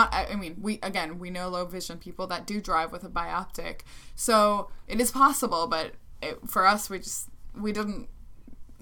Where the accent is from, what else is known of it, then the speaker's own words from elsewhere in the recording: Midwest, United States; growing up in the Midwest in the U.S.